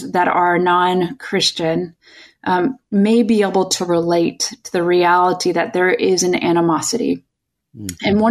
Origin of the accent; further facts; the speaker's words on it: Chicago, Illinois, United States; now in California, United States; I'm originally from Chicagoland